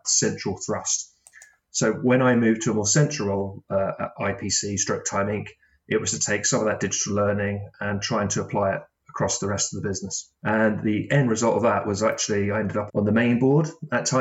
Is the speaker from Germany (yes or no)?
no; Brighton, South East England, United Kingdom; also born or lived in Manchester; I went back to my hometown of Brighton